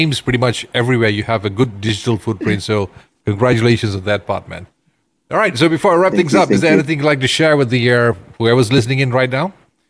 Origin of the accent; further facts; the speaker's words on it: Ipoh, Perak, Malaysia; I just love my hometown to grow huge